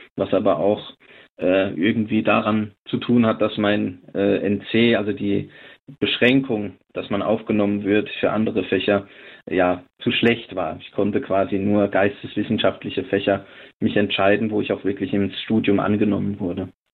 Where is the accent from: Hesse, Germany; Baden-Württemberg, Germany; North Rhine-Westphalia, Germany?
Hesse, Germany; Lindenfels; now in Neuzelle, Germany; Ich selbst bin äh, aus dem vorderen Odenwald. Ich bin dort geboren in der Stadt Lindenfels